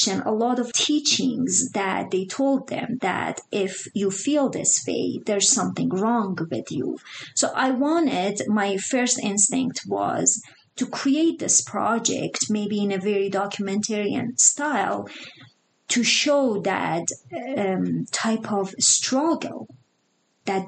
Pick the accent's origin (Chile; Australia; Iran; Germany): Iran; now in Utah, United States; I grew up in Iran